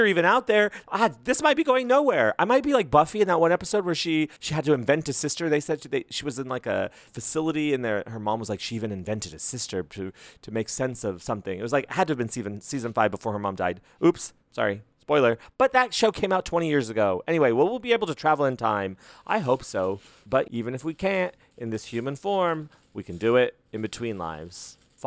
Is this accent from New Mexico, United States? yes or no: yes; Las Cruces, New Mexico, United States; my hometown, Las Cruces, around El Paso, like in that area.